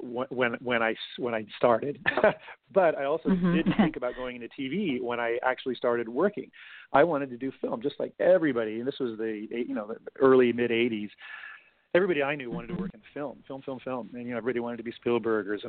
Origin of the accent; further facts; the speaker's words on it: Los Angeles, California, United States; I grew up in LA. I grew up out in the Valley, in San Fernando Valley